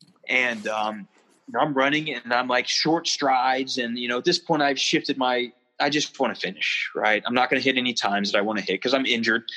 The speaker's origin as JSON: {"language": "English", "town": "Charleston", "region": "South Carolina", "country": "United States", "said": "I'm from the South, right? From Charleston"}